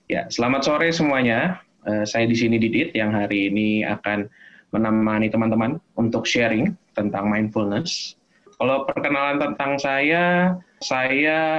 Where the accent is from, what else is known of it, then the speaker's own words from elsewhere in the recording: Jakarta, Indonesia; also born or lived in Yogyakarta; Jadi sebelumnya saya selama 9 tahun berada di Jogja, tapi memang aslinya dari Jakarta, lahir dan besar di Jakarta.